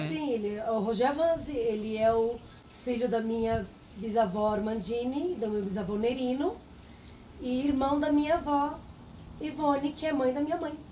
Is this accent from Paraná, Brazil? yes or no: yes; Paraná, Brazil; born there; eu particularmente nasci no Paraná, eu fui a segunda a nascer.